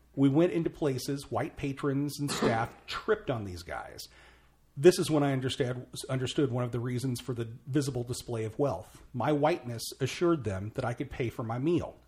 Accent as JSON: {"language": "English", "town": "Mount Vernon", "region": "Illinois", "country": "United States", "tie": "born or raised there", "said": "my hometown. uh, Mount Vernon, Illinois"}